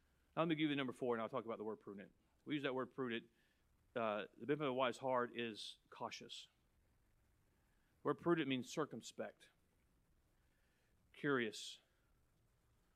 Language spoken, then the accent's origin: English; United States